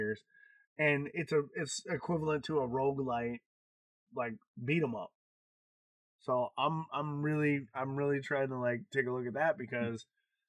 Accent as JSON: {"language": "English", "region": "Wisconsin", "country": "United States", "moved": "yes", "said": "I come from Wisconsin"}